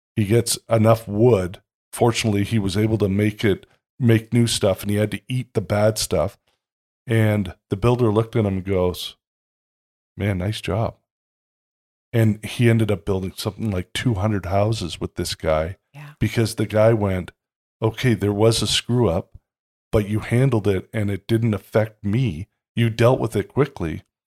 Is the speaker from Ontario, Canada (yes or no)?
yes; Toronto, Ontario, Canada; I grew up in Toronto